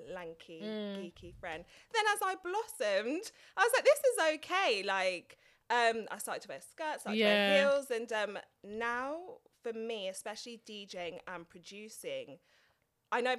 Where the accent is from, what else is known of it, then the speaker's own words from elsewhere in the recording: London, United Kingdom; also born or lived in Norfolk; I'm from Tottenham, like born and raised.